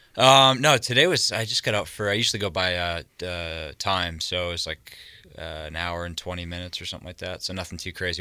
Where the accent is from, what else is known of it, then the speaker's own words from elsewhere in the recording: just south of Boston, Massachusetts, United States; now in Montana, United States; East Coast, I've just grown up just south of Boston.